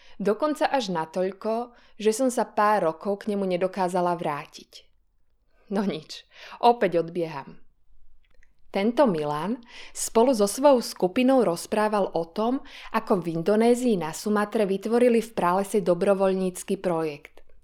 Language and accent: Slovak; Slovakia; u mňa doma na Slovensku